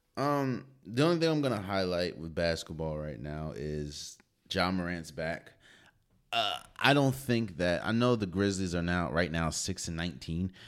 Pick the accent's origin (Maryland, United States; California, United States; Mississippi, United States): Maryland, United States; D.C. area; I was born and raised in the Maryland, D C area